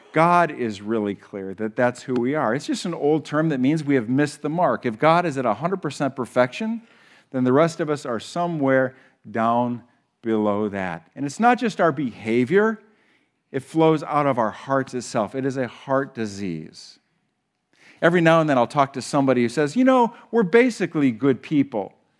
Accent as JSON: {"language": "English", "town": "Huron", "country": "United States", "tie": "born or raised there", "said": "we grew up together in Huron"}